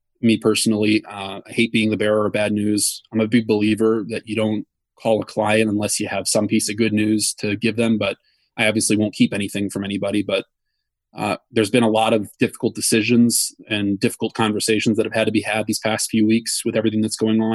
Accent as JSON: {"language": "English", "region": "Wisconsin", "country": "United States", "tie": "born or raised there", "moved": "yes", "lives_now": "New York, United States", "said": "I grew up in Wisconsin"}